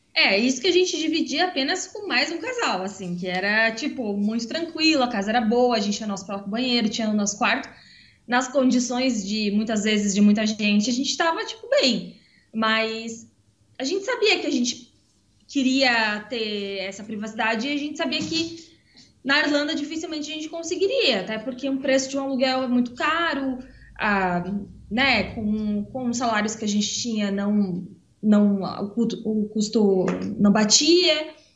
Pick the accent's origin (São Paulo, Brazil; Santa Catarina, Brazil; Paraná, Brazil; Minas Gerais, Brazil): Santa Catarina, Brazil; moved away as an adult; also born or lived in Ireland; now in Estonia; a gente é do Sul, né? A gente é de Santa Catarina